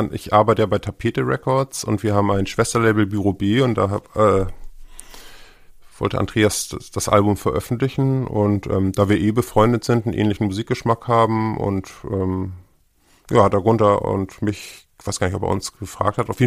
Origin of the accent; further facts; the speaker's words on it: Hamburg, Germany; Also ich bin 71 äh, in Hamburg geboren